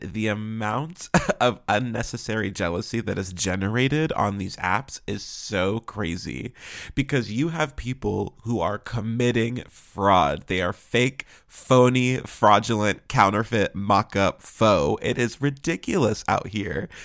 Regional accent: Pittsburgh, Pennsylvania, United States; moved away; I'm originally from Pittsburgh

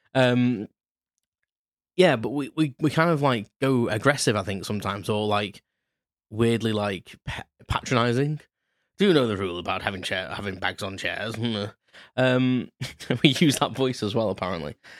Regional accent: United Kingdom; being British

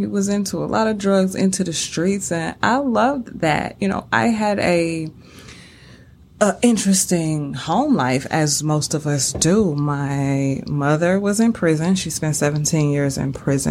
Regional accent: St. Louis, Missouri, United States; born and raised in St. Louis

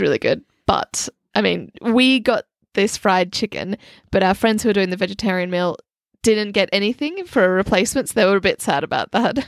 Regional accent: Australia; now in London, United Kingdom; growing up in Australia, we're spoilt with a lot of amazing Thai food

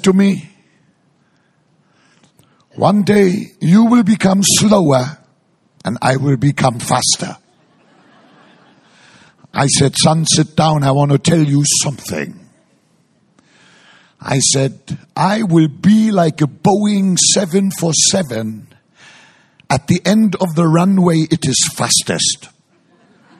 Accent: Hamburg, Germany; moved away; also born or lived in Frankfurt; I grew up in Hamburg and then I lived in Frankfurt

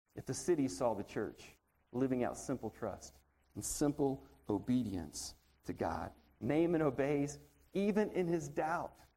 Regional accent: Montgomery, Alabama, United States; moved away; When I was growing up, I grew up in Montgomery, Alabama.

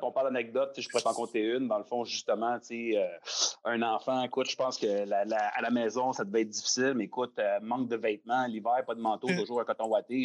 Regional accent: Laval, Quebec, Canada; J'ai grandi à Laval, dans le fond, je viens de Sainte-Dorothée

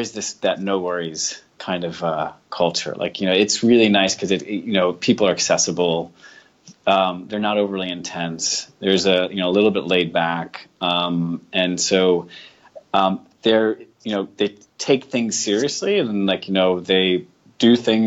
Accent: Rhode Island, United States; moved away as an adult; also born or lived in Boston area / New York / San Francisco, United States; now in Australia; grew up in Rhode Island, the Boston area in Rhode Island, New York, and then moved over to San Francisco

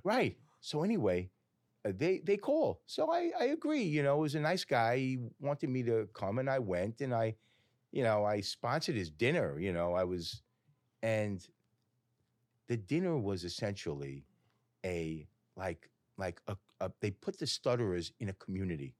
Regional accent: Woodmere, New York, United States; also born or lived in Great Neck; Grew up in Woodmere.

